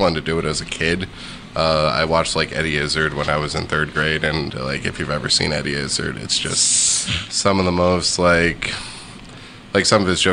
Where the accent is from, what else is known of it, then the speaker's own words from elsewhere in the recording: New York, United States; I'm a New Yorker